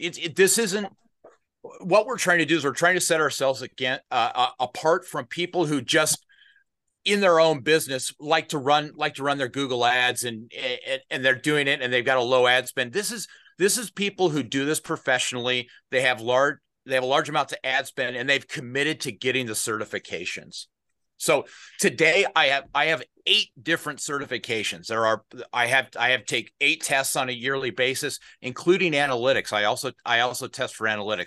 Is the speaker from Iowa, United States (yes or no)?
yes; Des Moines, Iowa, United States; also born or lived in northern Minnesota; I grew up, my home is Des Moines, Iowa. I was born in Des Moines, Iowa, and I spent my, uh, formative years there